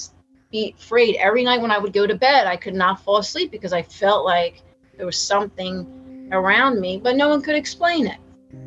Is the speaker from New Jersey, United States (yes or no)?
yes; Tabernacle, New Jersey, United States; I grew up in Tabernacle, you know, in New Jersey, Tabernacle, New Jersey